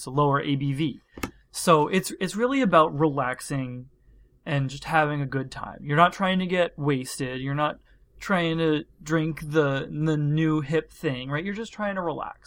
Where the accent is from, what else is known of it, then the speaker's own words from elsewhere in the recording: Pennsylvania, United States; moved away; I'm from Pennsylvania. We pronounce everything a little strange.